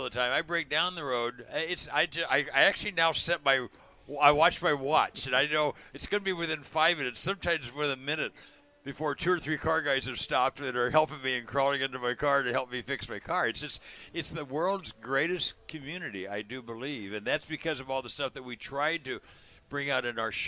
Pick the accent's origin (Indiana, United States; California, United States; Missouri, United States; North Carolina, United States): California, United States; Southern; I was born and raised in Southern California, right in the middle of the car hobby